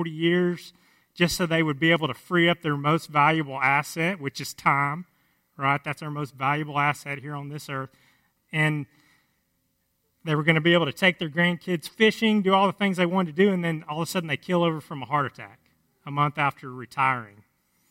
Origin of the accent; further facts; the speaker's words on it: Cass County, just south of the Sulphur River, Texas, United States; where I grew up in Cass County, just south of the Sulphur River, where we still live now